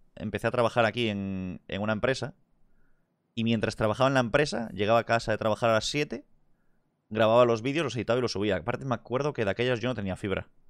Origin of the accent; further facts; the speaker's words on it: Vigo, Galicia, Spain; also born or lived in Madrid; Aquí es donde me crié. Vigo City.